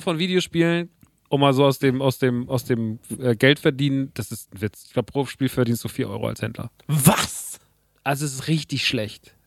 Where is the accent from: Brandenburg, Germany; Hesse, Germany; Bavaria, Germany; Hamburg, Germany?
Hesse, Germany; Rodgau; der Laden ist in Rottgau. Das ist meine alte Heimat